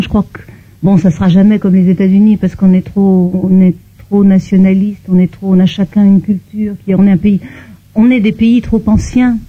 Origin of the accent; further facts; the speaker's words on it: Belgium; now in France; Je viens de Belgique